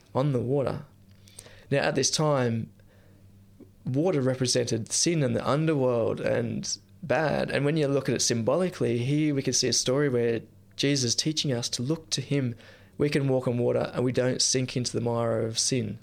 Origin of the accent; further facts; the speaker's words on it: near Nimbin, New South Wales, Australia; I grew up near Nimbin